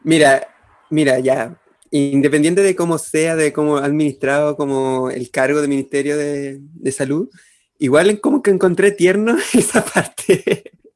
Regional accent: Chimbarongo, O'Higgins, Chile; somos de Chimbarongo, nacimos rodeados de, de, mimbre

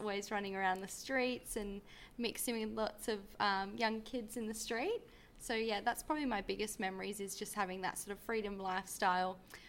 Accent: Dawesville, Western Australia, Australia; also born or lived in Falcon / Mandurah; now in Perth, Australia; Yeah, so I grew up in Dawesville and then moved down to Falcon. And when I started my studies, moved up to Perth, and now I'm living with my sister in Como.

